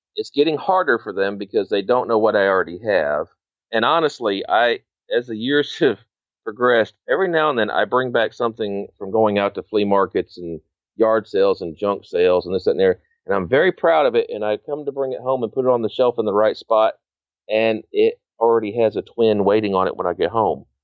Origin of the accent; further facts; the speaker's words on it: Northern Illinois, United States; growing up in Northern Illinois